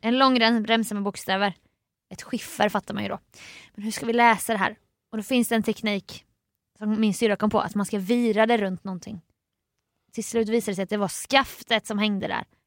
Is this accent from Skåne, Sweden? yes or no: no; Jönköping, Jönköping County, Sweden; born or raised there; now in Stockholm, Sweden